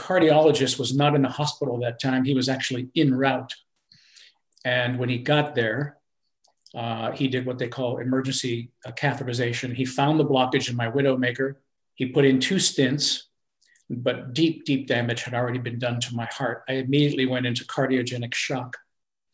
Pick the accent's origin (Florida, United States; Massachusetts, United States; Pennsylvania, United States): Pennsylvania, United States; now in North Carolina, United States; my hometown of Pennsylvania